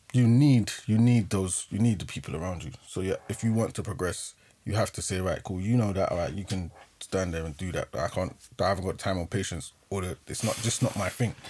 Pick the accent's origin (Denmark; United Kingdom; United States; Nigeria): United Kingdom; London; we grew up in Acton, Shepherd's Bush